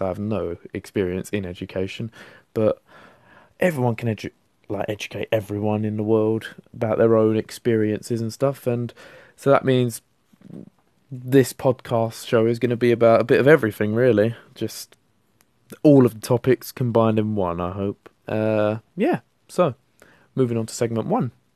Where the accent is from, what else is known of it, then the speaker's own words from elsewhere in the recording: London, United Kingdom; accent: London; I'm from London. Uh, as you can tell from my voice, hopefully I've got the London accent. I've lived here m-, my whole life.